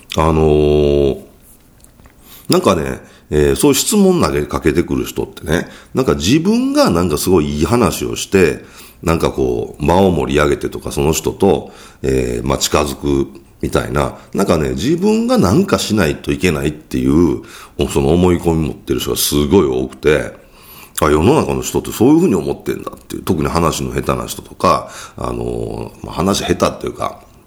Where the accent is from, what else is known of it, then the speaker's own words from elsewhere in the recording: Kyoto, Japan; accent: Kansai dialect; 僕は京都出身なので、関西弁じゃないですか